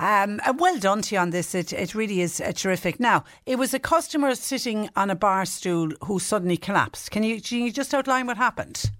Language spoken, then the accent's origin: English; Clonmel, Munster, Ireland; moved away; I'm originally from Clonmel, and that ah. obviously is how we greet each other, and it isn't quite a Cork thing